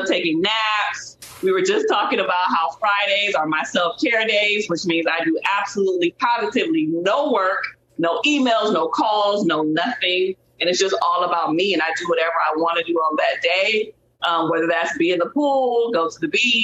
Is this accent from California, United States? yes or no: yes; Compton, California, United States; I grew up in Compton, California